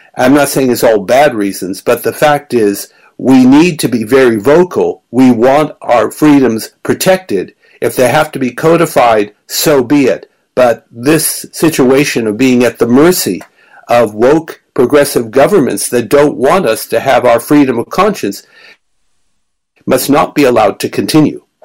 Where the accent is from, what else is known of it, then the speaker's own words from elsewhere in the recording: Melbourne, Victoria, Australia; moved away; Melbourne, my hometown